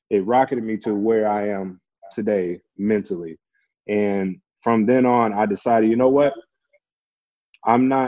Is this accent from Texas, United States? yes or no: yes; Beaumont, Texas, United States; moved away as an adult; also born or lived in Calgary, Canada; my local university in my hometown of Beaumont, Texas